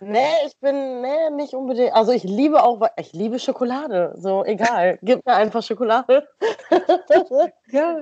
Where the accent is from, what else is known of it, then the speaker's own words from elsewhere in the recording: Stadtlohn, North Rhine-Westphalia, Germany; wenn ich sage aus Stadtlohn